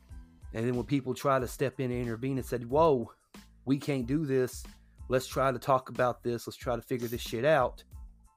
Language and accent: English; United States; I was born in the United States